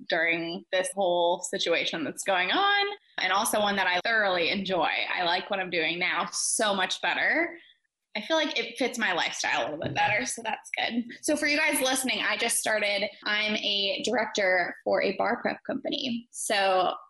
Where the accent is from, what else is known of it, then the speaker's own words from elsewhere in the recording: Midwest, United States; moved away as an adult; also born or lived in Atlanta, Georgia; now in Dallas, United States; I grew up in the Midwest and then I moved to Atlanta for law school